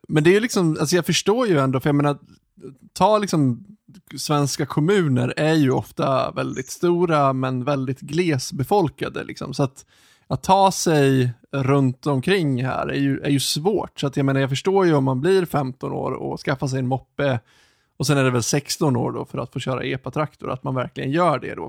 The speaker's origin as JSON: {"language": "Swedish", "town": "Ludvika", "region": "Dalarna County", "country": "Sweden", "tie": "born or raised there", "said": "jag är ju uppvuxen utanför eh, Ludvika"}